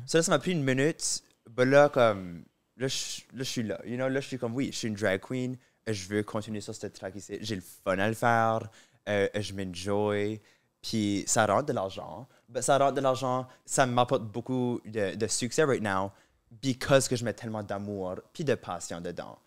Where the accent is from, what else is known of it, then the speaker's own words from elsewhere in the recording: Moncton, New Brunswick, Canada; accent: southeast New Brunswick Acadian; first language French; moved away; j'ai l'accent pur du sud-est